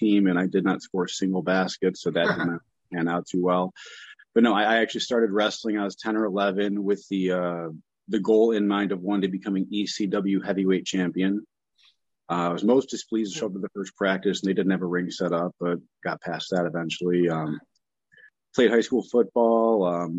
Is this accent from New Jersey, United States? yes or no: no; Romeoville, Illinois, United States; Yeah, I grew up in Romeoville, Illinois, southwest suburbs.